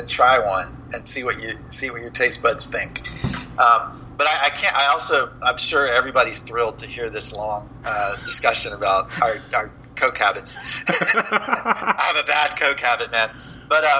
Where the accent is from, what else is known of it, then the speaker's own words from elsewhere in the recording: Florida, United States; also born or lived in Georgia; I grew up in Florida, but I've spent a lot of time in Georgia